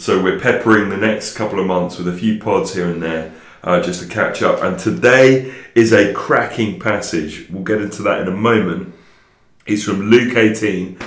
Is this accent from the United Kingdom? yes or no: yes; England, United Kingdom